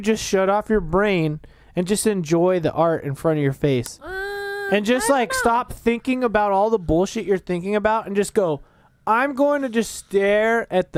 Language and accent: English; Las Vegas, Nevada, United States; I was born here in Vegas